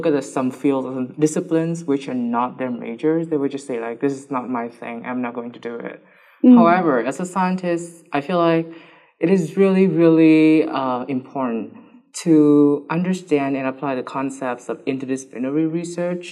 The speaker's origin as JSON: {"language": "English", "country": "Vietnam", "moved": "as an adult", "lives_now": "Japan", "said": "I'm from Vietnam"}